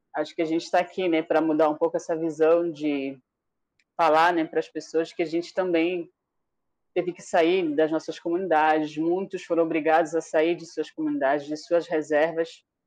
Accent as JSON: {"language": "Portuguese", "area": "Iauaretê", "region": "Amazonas", "country": "Brazil", "tie": "born or raised there", "first_language": "Tariana", "second_language": "Portuguese", "moved": "yes", "said": "onde eu moro, onde eu morei quando eu era criança, lá em Areté"}